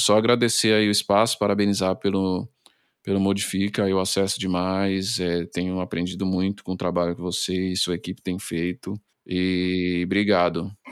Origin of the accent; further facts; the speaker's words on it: Brazil; a nossa essência enquanto brasileiro